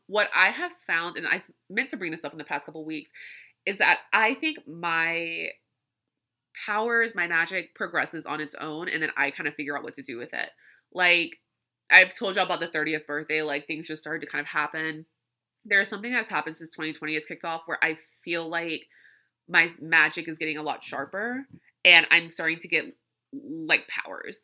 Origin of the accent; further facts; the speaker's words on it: Louisiana, United States; I grew up in Louisiana